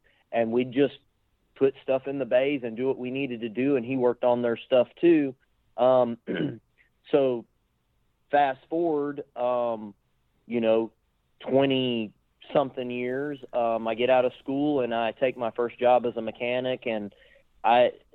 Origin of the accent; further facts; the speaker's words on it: Florida, United States; also born or lived in North Carolina; born in North Carolina, but I was raised in Florida